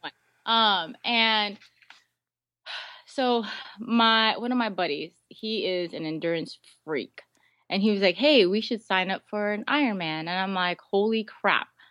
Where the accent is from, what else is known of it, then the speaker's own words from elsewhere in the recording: Guam; moved away; also born or lived in Seattle; I was born and raised on Guam. I lived, um, in um, Seattle for a few years, really, really young, but most of my life was on Guam